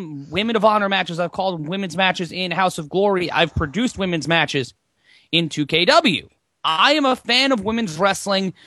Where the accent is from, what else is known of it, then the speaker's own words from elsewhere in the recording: New York City, New York, United States; I'm from New York City